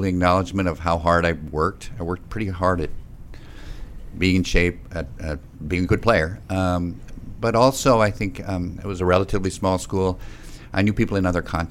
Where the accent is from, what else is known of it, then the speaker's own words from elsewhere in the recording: Montana, United States; I'm from Montana.